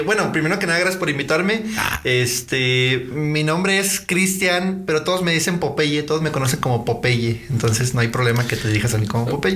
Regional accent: León, Guanajuato, Mexico; ahí he vivido todo, bueno, todo lo que es toda mi vida

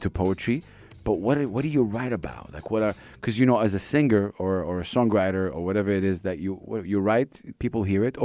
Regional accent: Saudi Arabia; now in United Arab Emirates; I'm from Saudi Arabia, and I, you know, from the Arab region

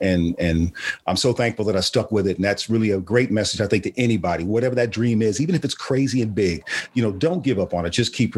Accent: Cincinnati, Ohio, United States; moved away; my hometown, Cincinnati.

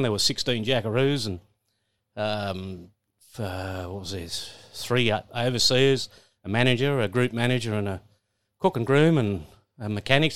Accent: Coolah, New South Wales, Australia; that's where I really grew up there

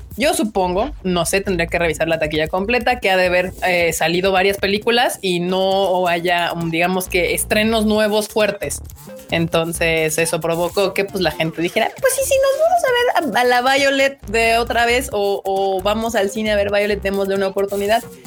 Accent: Mexico City, Mexico; los que somos del rancho de la CDMX

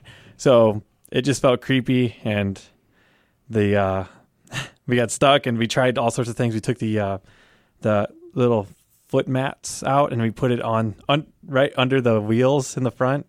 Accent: United States; Like, I'm just American, you know.

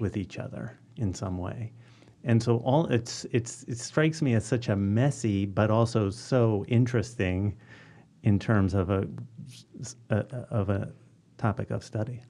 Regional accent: Philadelphia, Pennsylvania, United States; moved away as an adult; also born or lived in Ohio; I grew up in Northwest Philly, within the city still

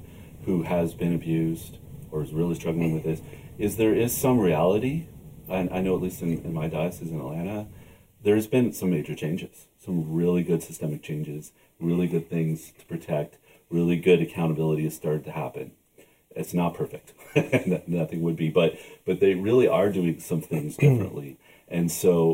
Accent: Canada; I'm Canadian

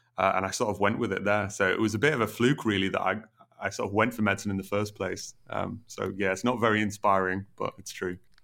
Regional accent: Middlesbrough, North East England, United Kingdom; moved away as an adult; now in Newcastle, United Kingdom; I come from Middlesbrough originally. Um, so that's in the northeast.

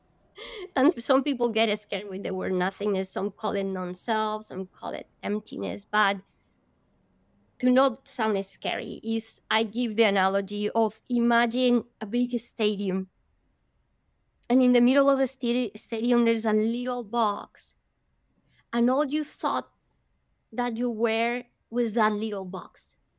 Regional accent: Bogota, Bogotá Capital District, Colombia; I am from Colombia, I come from hot weather country, but Bogota is very high up in the Andes

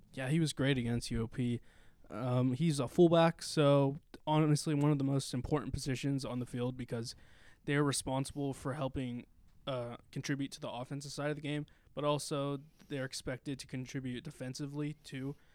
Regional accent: Stockton, California, United States; also born or lived in Manteca, California; I'm from Stockton, California, although I went to high school in Manteca at East Union

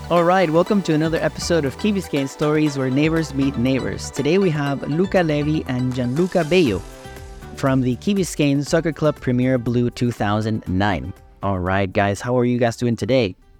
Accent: Peru; I'm Peruvian, too

